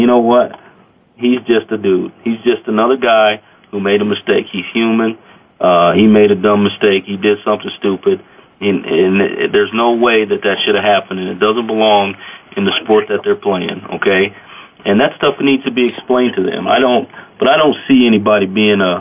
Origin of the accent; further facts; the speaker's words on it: Casper, Wyoming, United States; when I was a kid here in Casper